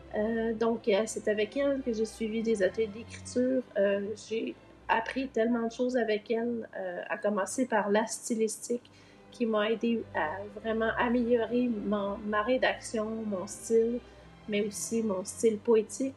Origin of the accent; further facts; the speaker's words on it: Laval, Quebec, Canada; moved away as an adult; also born or lived in Montreal / Longueuil / Brossard; now in Eastern Townships, Canada; je suis née à Montréal, j'ai grandi sur la rive nord de Montréal, donc à Laval Ouest